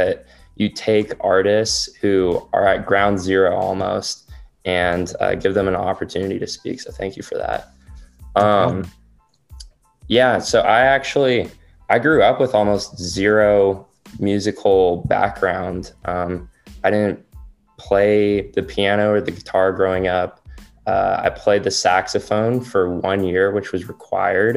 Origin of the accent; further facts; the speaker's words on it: California, United States; also born or lived in Missouri; I was born and raised in California.